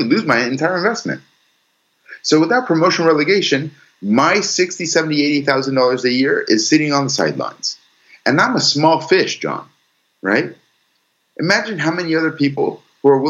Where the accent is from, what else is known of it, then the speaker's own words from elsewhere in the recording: United States; I was born and raised here in the United States. I am full American.